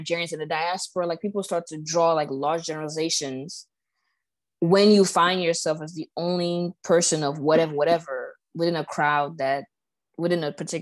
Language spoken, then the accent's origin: English; Cameroon; also born or lived in Batibo; now in United States; I'm Cameroonian